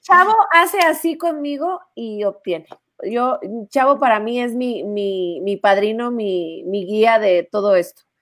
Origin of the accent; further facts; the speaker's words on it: northern Mexico, Mexico; Así somos los norteños